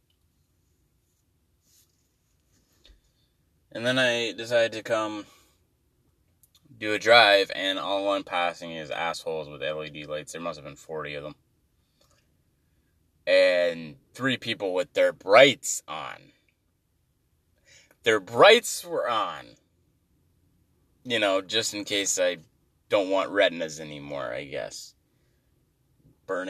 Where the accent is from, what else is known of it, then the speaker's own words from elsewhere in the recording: Canada; I'm Canadian